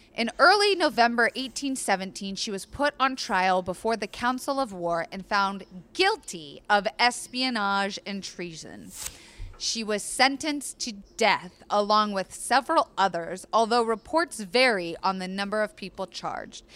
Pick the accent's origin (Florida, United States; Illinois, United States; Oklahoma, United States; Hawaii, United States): Florida, United States; I was raised in Florida